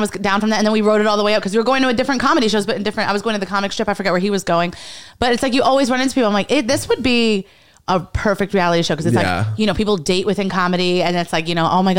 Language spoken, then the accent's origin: English; New York City, New York, United States; I'm from Lower East Side. Okay. I'm from like born and raised.